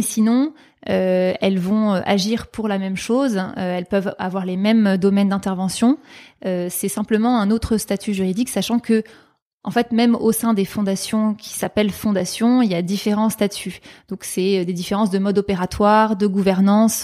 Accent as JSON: {"language": "French", "town": "Paris", "region": "Île-de-France", "country": "France", "tie": "born or raised there", "said": "j'ai grandi à Paris, mais disons que j'ai des origines notamment du Périgord et des Pyrénées-Orientales"}